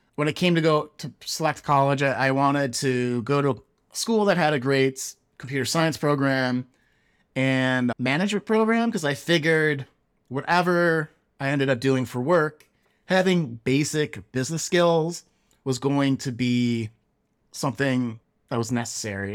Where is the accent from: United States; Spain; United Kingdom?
United States; Chicago, Illinois; now in Silicon Valley, United States; growing up in Chicago, Chicagoland